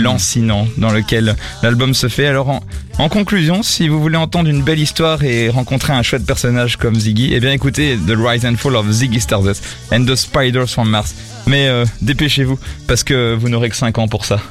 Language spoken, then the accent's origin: French; France; je suis français